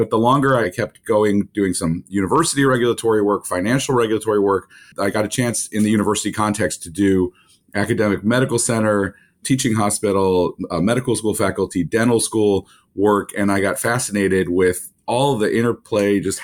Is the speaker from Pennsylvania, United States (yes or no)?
no; Michigan, United States; I grew up in the Midwest in Michigan